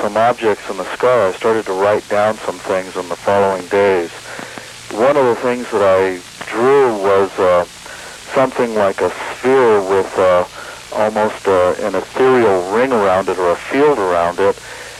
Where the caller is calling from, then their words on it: Santa Fe, New Mexico, United States; I'm calling from Santa Fe, New Mexico.